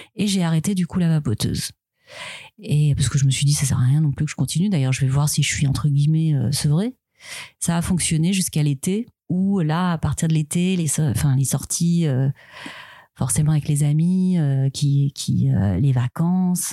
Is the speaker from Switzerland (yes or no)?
yes; Switzerland; moved away; je suis suisse